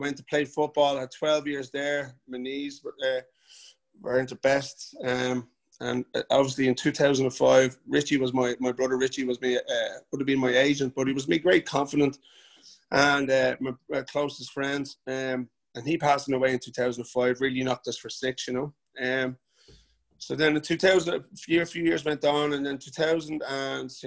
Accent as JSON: {"language": "English", "town": "Bray", "region": "Leinster", "country": "Ireland", "tie": "born or raised there", "said": "But I love where I'm from. I love Bray. I'm born and bred in Bray"}